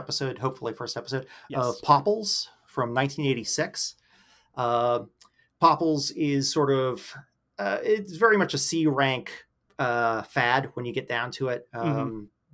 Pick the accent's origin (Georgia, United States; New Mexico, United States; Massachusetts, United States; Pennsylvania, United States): Pennsylvania, United States; Pittsburgh; I'm from Pittsburgh. So, across the state from you.